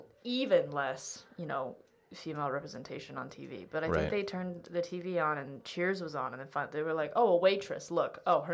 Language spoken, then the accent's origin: English; Austin, Texas, United States; born there; And I was born in Austin, Texas. Chinese-American.